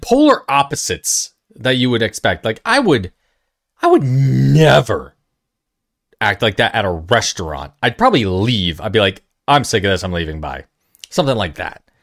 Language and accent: English; New York, United States; Being a New Yorker